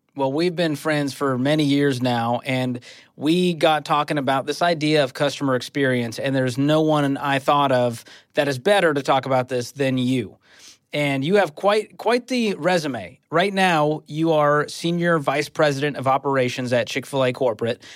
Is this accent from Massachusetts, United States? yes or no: yes; Dedham, Massachusetts, United States; now in Franklin, Tennessee, United States; my hometown in Dedham, Massachusetts